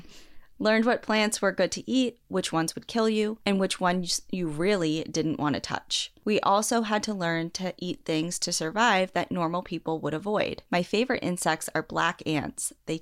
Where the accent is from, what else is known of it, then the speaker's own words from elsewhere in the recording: South Dakota, United States; I grew up in the Black Hills of South Dakota and spent a bit of my time hiking and enjoying the woods around my hometown.